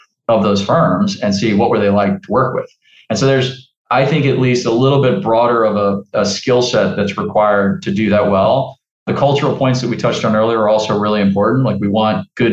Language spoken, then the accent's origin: English; New Orleans, Louisiana, United States; the Idea Village is an incubator and accelerator in my hometown of New Orleans